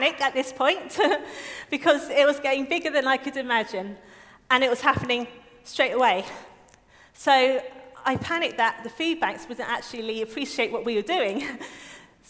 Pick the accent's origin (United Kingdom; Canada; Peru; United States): United Kingdom; I'm British